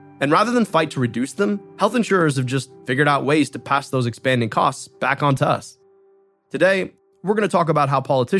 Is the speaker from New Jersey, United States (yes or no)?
no; Michigan, United States; my home state of Michigan